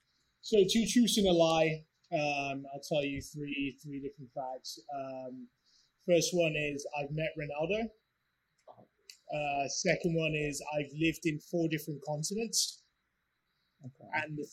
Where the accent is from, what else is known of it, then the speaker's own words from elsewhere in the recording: England, United Kingdom; So growing up in England, obviously went to school, and between the ages 16 and 18, I played for the academy of a professional club.